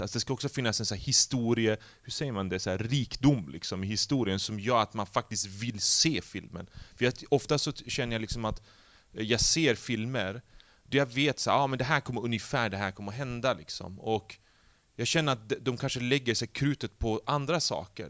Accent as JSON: {"language": "Swedish", "town": "Skellefteå", "region": "Västerbotten County", "country": "Sweden", "tie": "born or raised there", "moved": "as an adult", "said": "jag är ju uppvuxen i Skellefteå"}